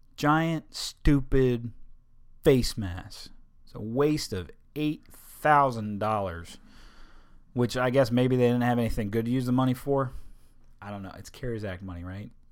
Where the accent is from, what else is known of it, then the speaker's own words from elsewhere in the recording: Delaware, United States; moved away; My home state.